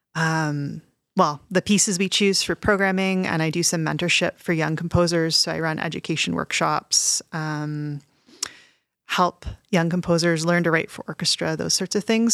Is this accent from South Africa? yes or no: no; Canada; also born or lived in Montreal, Quebec / Toronto, Ontario; I grew up in Montreal and Toronto